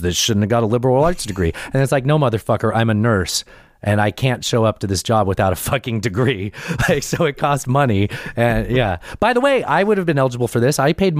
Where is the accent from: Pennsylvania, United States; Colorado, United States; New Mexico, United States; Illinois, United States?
Colorado, United States; Pueblo; I grew up in Pueblo, Colorado